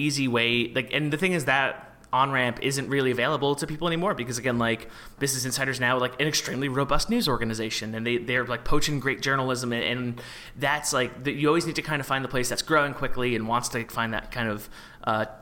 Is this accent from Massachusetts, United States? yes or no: no; New York area, United States; I'm from the New York area